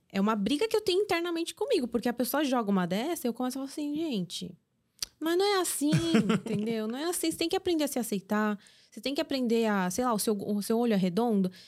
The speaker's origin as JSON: {"language": "Portuguese", "country": "South Korea", "said": "Aqui sim, nós somos coreanos e a gente consegue assistir."}